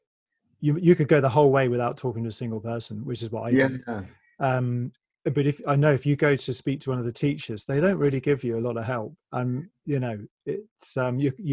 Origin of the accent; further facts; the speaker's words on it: England, United Kingdom; we're both English